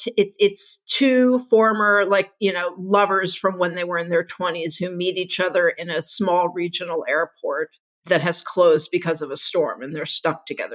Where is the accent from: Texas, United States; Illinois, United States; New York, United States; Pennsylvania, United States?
Texas, United States; Houston; when I was growing up in Houston